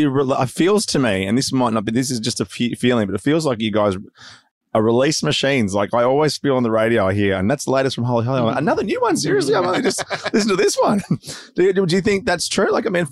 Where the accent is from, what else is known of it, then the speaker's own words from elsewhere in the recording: Hobart, Tasmania, Australia; moved away; I was born in Hobart